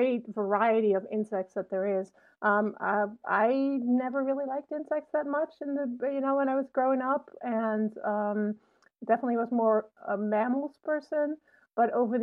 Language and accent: English; Netherlands; now in Urbana-Champaign, United States; I grew up in a very small town in the Netherlands